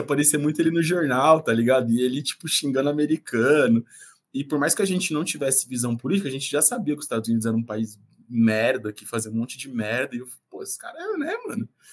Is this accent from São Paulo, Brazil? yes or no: yes; São Paulo, Brazil; eu nasci na Vila Guafunda, é, zona sul de São Paulo